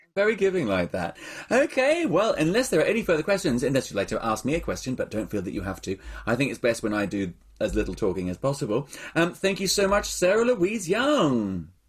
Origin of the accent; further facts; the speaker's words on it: Australia; moved away; I grew up in Australia